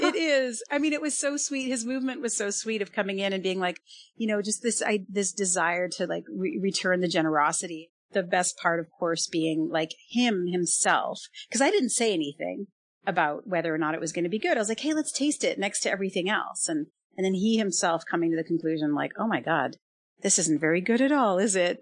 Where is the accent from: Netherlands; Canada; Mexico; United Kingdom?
Canada; I grew up in Canada